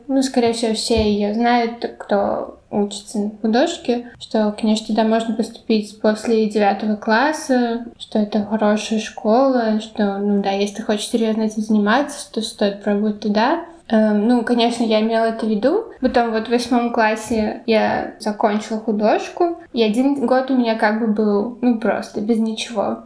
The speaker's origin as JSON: {"language": "Russian", "country": "Latvia", "tie": "born or raised there", "accent": "Latvian accent (in Russian, now gone)", "first_language": "Russian", "said": "я ходила всю жизнь в Латыш латышской школы"}